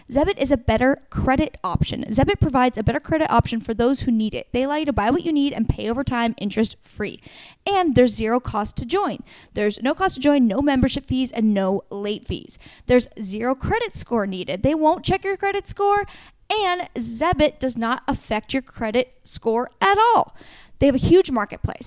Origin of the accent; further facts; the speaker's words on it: Warrenton, Oregon, United States; moved away; It's where I grew up in Warrenton